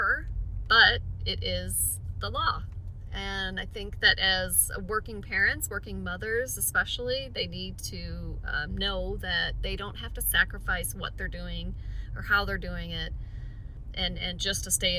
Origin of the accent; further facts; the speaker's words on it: Sylvania, Ohio, United States; also born or lived in New Mexico; now in Lexington, United States; I am currently practicing in Lexington, Kentucky, although I'm originally from Sylvania, Ohio